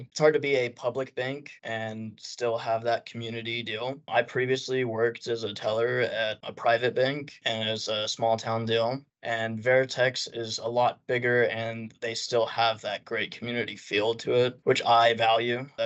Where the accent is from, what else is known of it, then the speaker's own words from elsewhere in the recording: Amarillo, Texas, United States; My preference is in person, but that's because I'm from Amarillo and I worked as a teller.